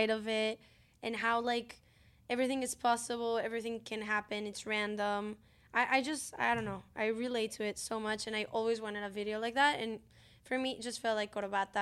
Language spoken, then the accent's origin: English; Monterrey, Nuevo León, Mexico; I grew up in Mexico